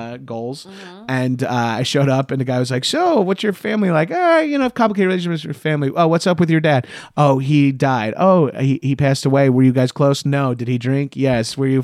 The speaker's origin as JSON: {"language": "English", "region": "New York", "country": "United States", "accent": "New York", "said": "my New York accent came out"}